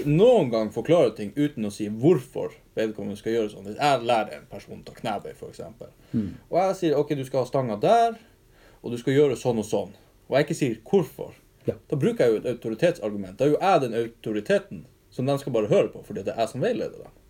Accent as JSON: {"language": "Norwegian", "town": "Alta", "region": "Finnmark", "country": "Norway", "tie": "born or raised there", "also_born_or_lived": "Hammerfest", "said": "kommer fra Alta også"}